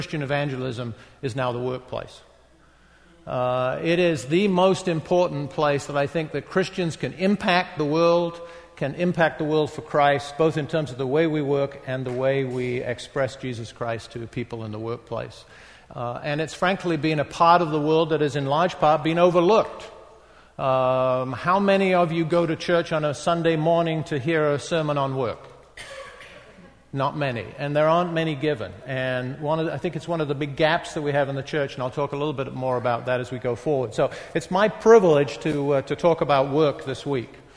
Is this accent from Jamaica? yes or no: no; North East England, United Kingdom; moved away as an adult; also born or lived in London / New York; now in Boston, United States; I was born, grew up in the northeast of England